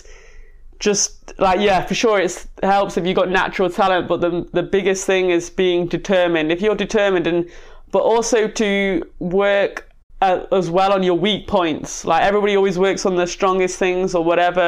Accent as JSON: {"language": "English", "town": "Manchester", "region": "North West England", "country": "United Kingdom", "tie": "born or raised there", "said": "I was brought up in South Manchester"}